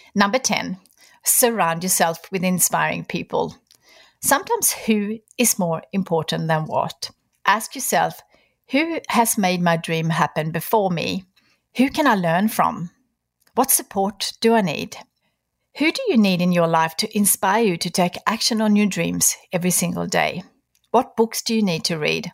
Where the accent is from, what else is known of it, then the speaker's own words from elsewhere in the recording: Sweden; moved away; Sweden, my home country